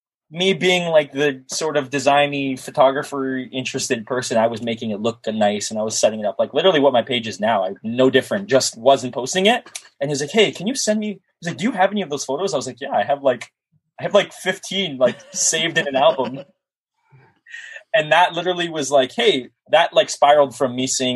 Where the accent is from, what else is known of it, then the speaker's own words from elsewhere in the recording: Toronto, Ontario, Canada; I'm not from the city. I'm from Toronto, for people who don't know. I live just north of the city in the GTA